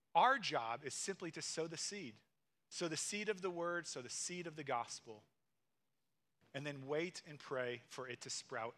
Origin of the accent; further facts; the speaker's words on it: Missouri, United States; moved away; I grew up in Missouri and I grew up in the city